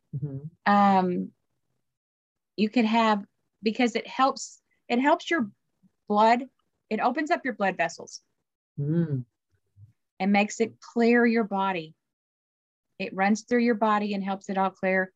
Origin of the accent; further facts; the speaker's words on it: the South, United States; I'm from the South.